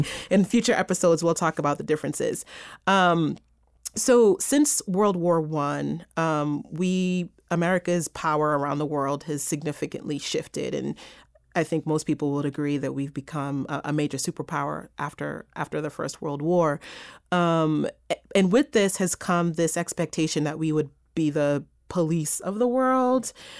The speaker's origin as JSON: {"language": "English", "region": "New York", "country": "United States", "said": "I'm a New Yorker"}